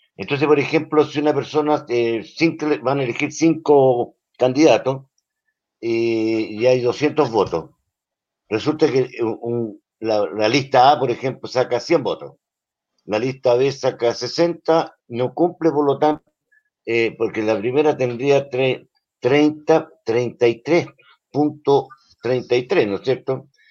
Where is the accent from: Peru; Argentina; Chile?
Chile